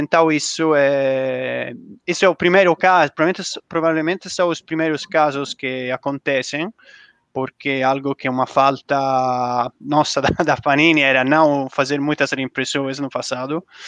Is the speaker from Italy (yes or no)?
yes; Italy; Portuguese is a second language; now in Brazil; Como, como italiano